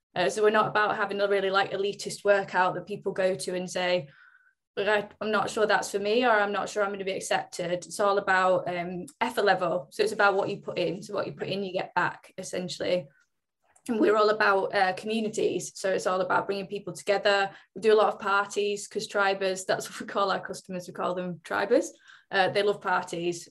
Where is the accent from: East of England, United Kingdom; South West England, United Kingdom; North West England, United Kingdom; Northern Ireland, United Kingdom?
North West England, United Kingdom; Oldham; where I'm from originally is actually where I am now. So I'm from just outside Manchester. Um, I'm actually from Oldham, but prefer to say Manchester.